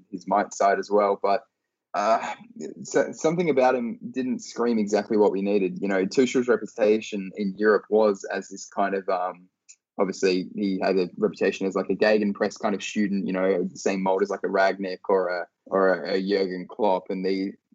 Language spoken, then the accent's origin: English; Australia; my hometown in Australia